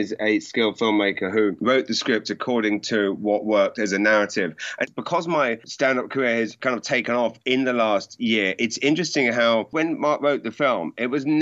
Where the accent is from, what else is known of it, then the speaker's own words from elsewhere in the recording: Maidenhead, South East England, United Kingdom; I grew up in Maidenhead